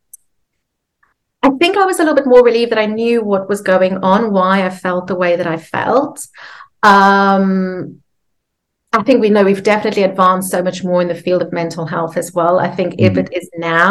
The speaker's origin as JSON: {"language": "English", "country": "South Africa", "tie": "born or raised there", "said": "So I grew up in South Africa."}